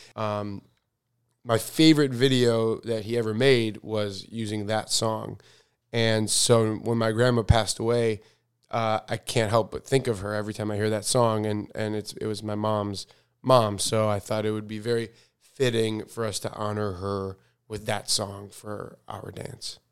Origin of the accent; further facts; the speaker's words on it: United States; I'm, I'm American, um, but my religion, I'm, I'm Jewish